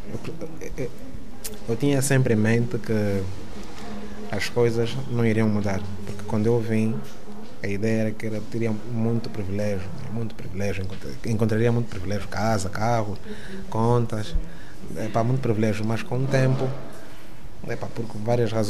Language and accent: Portuguese; Luanda, Luanda Province, Angola; moved away as an adult; vivi, nasci, cresci em Luanda até 2014.